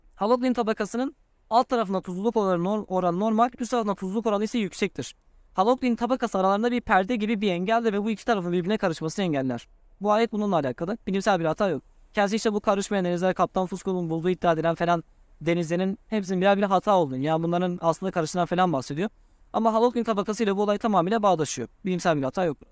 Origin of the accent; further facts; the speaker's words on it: Turkey; Ben Türk'üm